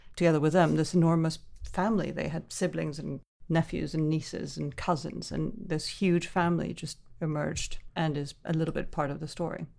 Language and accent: English; Caracas, Venezuela; I grew up in the Venezuela of the seventies and eighties